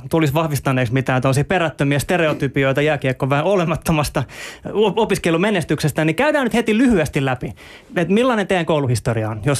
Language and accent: Finnish; Helsinki, Uusimaa, Finland; Koska olen kasvanut Helsingin Kontulassa, niin lätkämaailma aukesi mulle jo varsin varhaisella iällä.